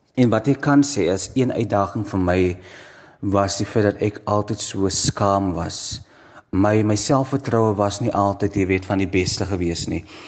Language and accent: Afrikaans; Stellenbosch, Western Cape, South Africa; ek is gebore in Stellenbosch um, daar groot geword, skool gegaan.